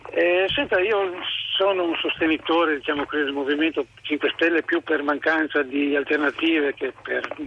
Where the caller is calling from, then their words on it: Montebelluna, Veneto, Italy; Io parlo da Montebelluna, sì. provincia di Treviso.